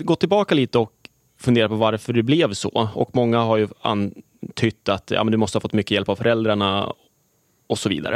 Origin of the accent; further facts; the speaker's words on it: Gävle, Gävleborg County, Sweden; Jag är född och uppvuxen i Gävle